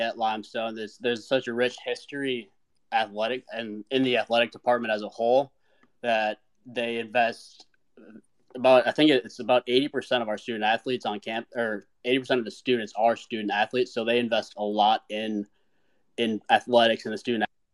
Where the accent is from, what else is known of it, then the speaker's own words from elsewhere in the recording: Minnesota, United States; moved away as an adult; now in South Carolina, United States; I grew up originally in Minnesota